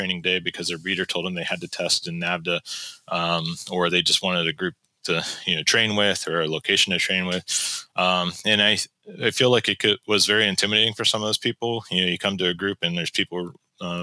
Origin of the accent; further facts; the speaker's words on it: West Virginia, United States; now in North Carolina, United States; I grew up in West Virginia